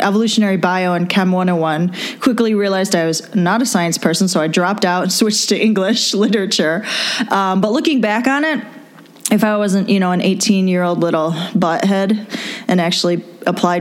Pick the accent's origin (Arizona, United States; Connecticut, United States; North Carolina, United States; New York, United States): New York, United States; Rochester; I'm from Rochester, New York